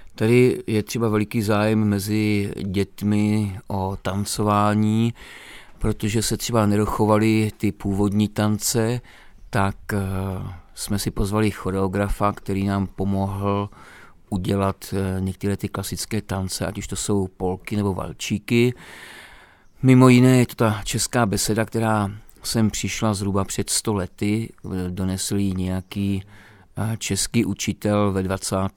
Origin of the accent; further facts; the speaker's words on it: Moravia, Czechia; moved away as an adult; now in Romania; Já jsem z Moravy